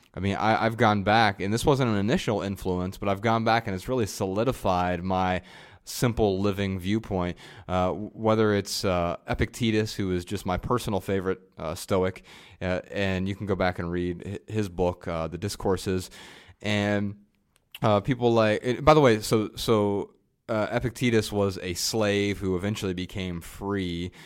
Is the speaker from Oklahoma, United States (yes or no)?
no; Lebanon, Ohio, United States; also born or lived in Dayton, Ohio; I was born in Dayton, Ohio